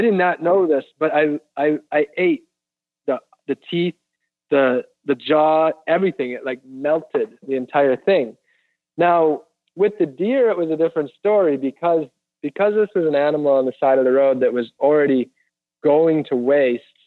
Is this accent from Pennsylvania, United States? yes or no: no; Wisconsin, United States; moved away; also born or lived in Florida; I grew up in Wisconsin